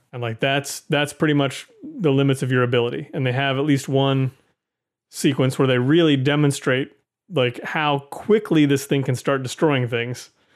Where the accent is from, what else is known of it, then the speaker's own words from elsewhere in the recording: United States; as an American moviegoer